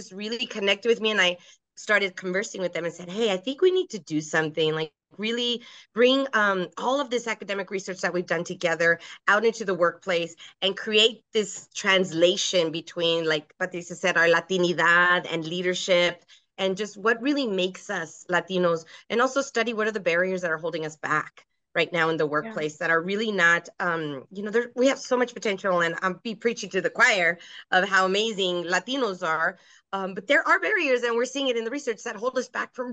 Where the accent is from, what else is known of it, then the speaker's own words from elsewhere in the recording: El Paso, Texas, United States; I am originally from El Paso, Texas, So I am Chicana, border town, Tejana